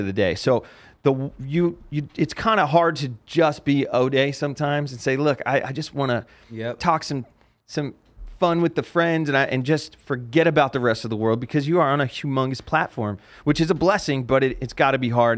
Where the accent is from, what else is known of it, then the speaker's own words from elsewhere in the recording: New Jersey, United States; now in Las Vegas, United States; growing up in New Jersey